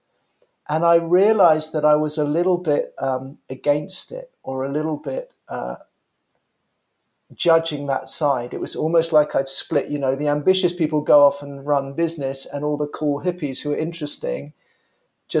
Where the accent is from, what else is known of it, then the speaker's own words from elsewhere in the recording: London, United Kingdom; born and raised in London.